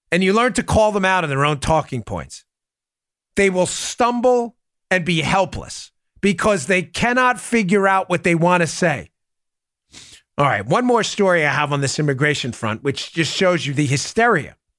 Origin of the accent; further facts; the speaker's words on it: New York, United States; moved away; I'm from New York